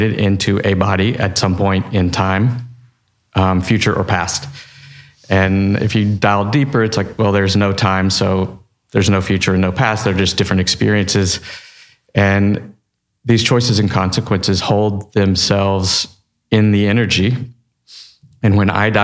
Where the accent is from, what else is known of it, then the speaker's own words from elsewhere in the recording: Texas, United States; I'm from Texas.